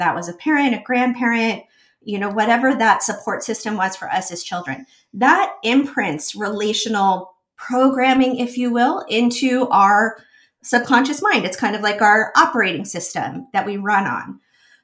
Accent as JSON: {"language": "English", "region": "New York", "country": "United States", "tie": "born or raised there", "said": "I was a very serious dancer growing up in New York"}